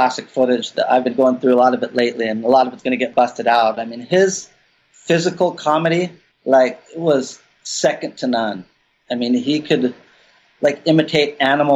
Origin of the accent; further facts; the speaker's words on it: Santa Cruz, California, United States; growing up in Santa Cruz